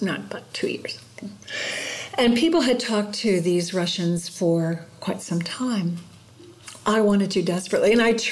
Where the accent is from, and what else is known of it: New Haven, Connecticut, United States; born or raised there; moved away as an adult; now in Colac, Australia